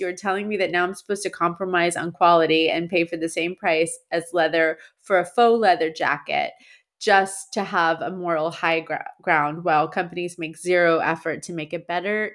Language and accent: English; Massachusetts, United States; moved away; As a born and raised, uh, Massachusettsman